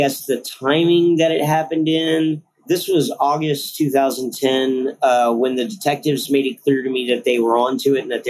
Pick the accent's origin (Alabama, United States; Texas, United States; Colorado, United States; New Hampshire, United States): Texas, United States; San Marcos; moved away as an adult; also born or lived in Houston; now in Austin, United States; originally I'm from San Marcos.